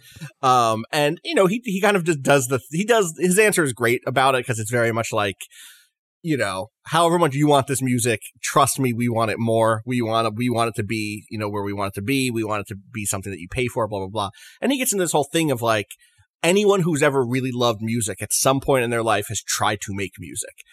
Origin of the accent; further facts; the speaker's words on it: New York City, New York, United States; as a New Yorker, as an American